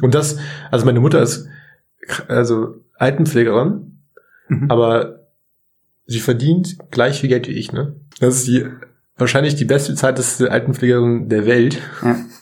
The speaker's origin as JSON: {"language": "German", "town": "Munich", "region": "Bavaria", "country": "Germany", "tie": "born or raised there", "said": "ich komme aus München"}